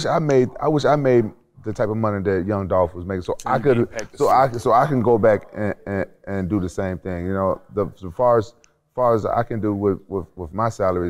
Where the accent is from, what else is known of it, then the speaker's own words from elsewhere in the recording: Memphis, Tennessee, United States; I'm from Memphis.